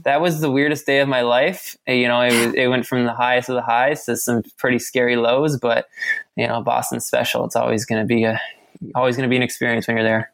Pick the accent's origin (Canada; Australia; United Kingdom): Canada; Ontario; now in Vancouver, Canada; I'm from Ontario, so it reminds me of home a little bit.